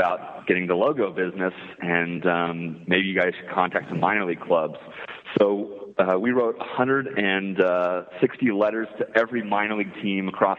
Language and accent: English; San Diego, California, United States; So Casey and I grew up here in San Diego, and we've been best friends since kindergarten